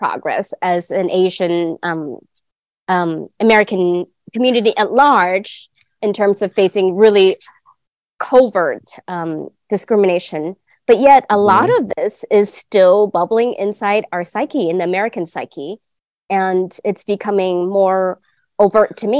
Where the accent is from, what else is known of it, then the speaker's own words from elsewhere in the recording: Guangdong, China; now in United States; I am from the southern part of China, in the Canton region or Guangdong region. So I grew up being immersed in the Cantonese culture